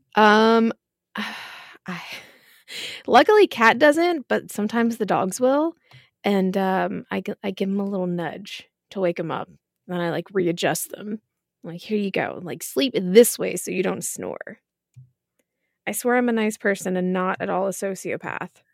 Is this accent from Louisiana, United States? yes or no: no; Marietta, Georgia, United States; I grew up in Marietta